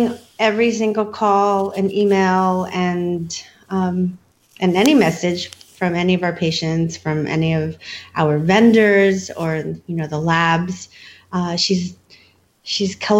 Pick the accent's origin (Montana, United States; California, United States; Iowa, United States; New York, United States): California, United States; also born or lived in Ohio, United States / Philippines; I moved to California when I was 4